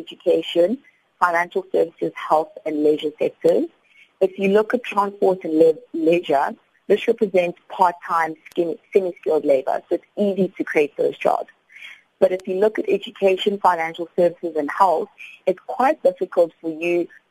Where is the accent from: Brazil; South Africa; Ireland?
South Africa; as a South African